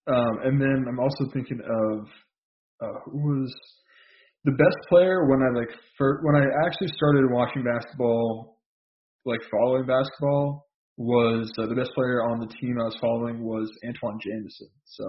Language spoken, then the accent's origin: English; Bay Area, California, United States; I grew up in the Bay Area, and I went to school in San Francisco, University of San Francisco